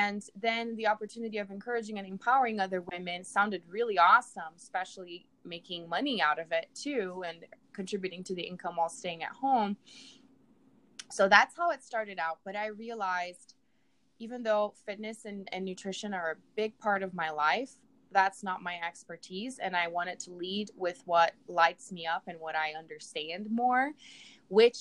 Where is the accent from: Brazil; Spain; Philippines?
Brazil; English is a second language; moved away as an adult; now in United States; I'm from Brazil. I was born and raised down there.